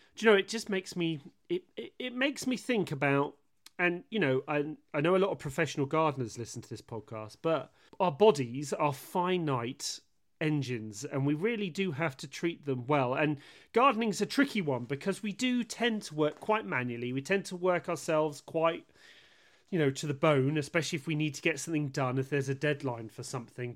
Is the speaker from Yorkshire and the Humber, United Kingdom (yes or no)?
no; West Country, South West England, United Kingdom; I'm from the West Country and we're very unpronounceable down here